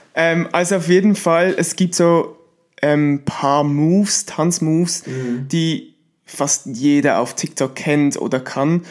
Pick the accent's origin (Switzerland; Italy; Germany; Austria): Switzerland; ich bin aus der Schweiz